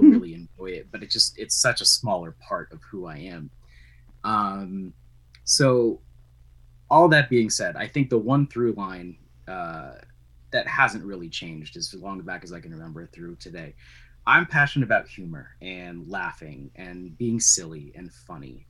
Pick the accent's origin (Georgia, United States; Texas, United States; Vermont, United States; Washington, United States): Vermont, United States; moved away as an adult; now in New Hampshire, United States; I grew up in Vermont, uh, which is where I met you